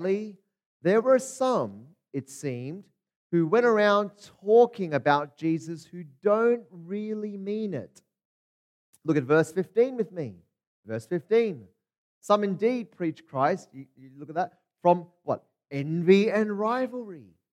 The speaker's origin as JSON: {"language": "English", "country": "Australia", "tie": "born or raised there", "also_born_or_lived": "Hong Kong", "said": "I grew up in Australia, but I was born in Hong Kong. I'm actually from Hong Kong."}